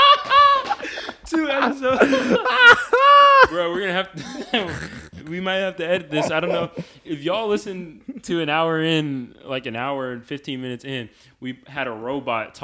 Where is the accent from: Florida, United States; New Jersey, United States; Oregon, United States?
Florida, United States; We're Floridians